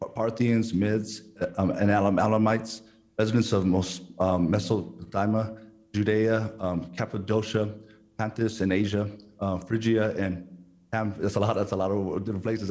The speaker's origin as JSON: {"language": "English", "region": "California", "country": "United States", "tie": "born or raised there", "said": "I was born in America, in California"}